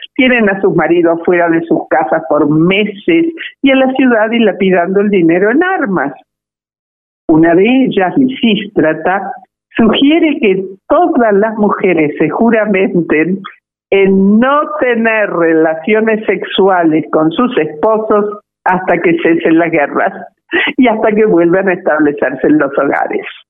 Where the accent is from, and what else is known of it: Argentina